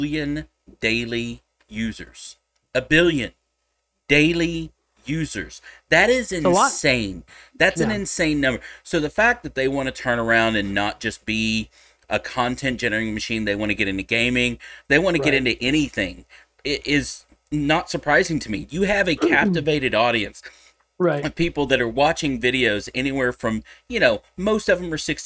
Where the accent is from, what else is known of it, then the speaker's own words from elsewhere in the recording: Texas, United States; I'm a Texan